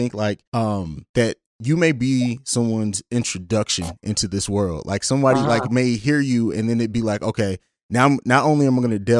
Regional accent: Vicenza, Veneto, Italy; Like, I grew up in Europe. So I grew up in Italy. And so in Vicenza, that's Italy.

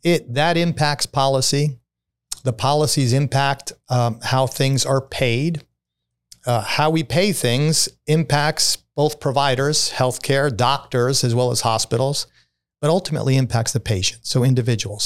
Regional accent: New York City, New York, United States; I'm a kid from Brooklyn

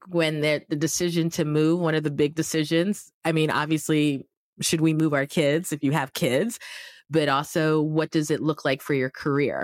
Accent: Yaoundé, Centre, Cameroon; accent: American; moved away; I grew up in Yaoundé

